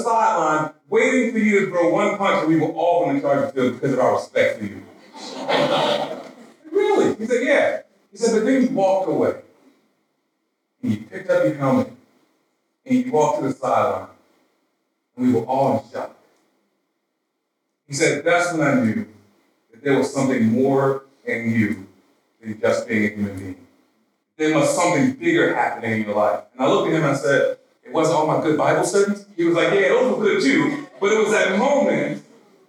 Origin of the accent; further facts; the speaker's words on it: Baltimore, Maryland, United States; I grew up in South Baltimore, pretty rough neighborhood